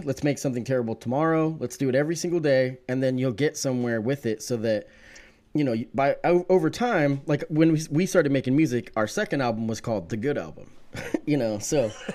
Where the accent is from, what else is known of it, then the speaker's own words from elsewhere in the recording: Eugene, Oregon, United States; also born or lived in Salem, Oregon; I was born in Salem, uh, moved to the Springfield, y, you know, Lane County, Eugene, Springfield area when I was about eleven. And so definitely born and raised Oregonian